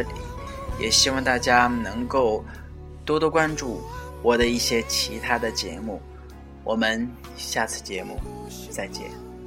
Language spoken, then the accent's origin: Chinese; China; 我们中国人还是有消费能力的